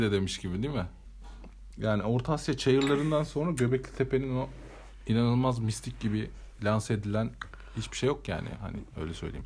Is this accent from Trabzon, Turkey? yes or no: no; Eskişehir, Turkey; biz de buralıyız